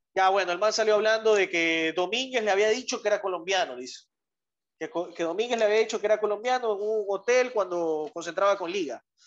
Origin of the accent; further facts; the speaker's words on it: Ecuador; somos ecuatorianos